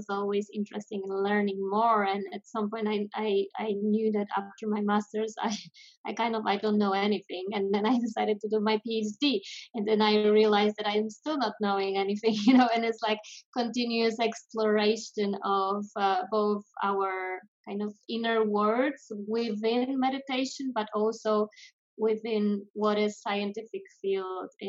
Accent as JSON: {"language": "English", "country": "Poland", "also_born_or_lived": "France / Amsterdam, Netherlands", "moved": "as an adult", "lives_now": "Spain", "said": "I'm originally from Poland, but I left Poland when I was 18"}